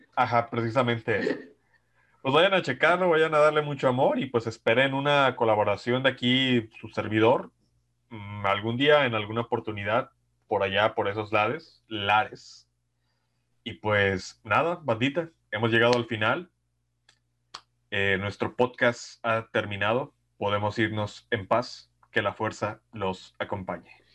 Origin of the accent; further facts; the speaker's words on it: Mexico; desde que nací en México